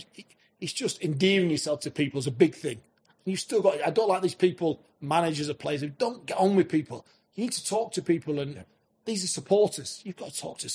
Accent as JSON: {"language": "English", "town": "Scunthorpe", "region": "Yorkshire and the Humber", "country": "United Kingdom", "tie": "born or raised there", "said": "I was an hometown boy, always wanted to manage my hometown team"}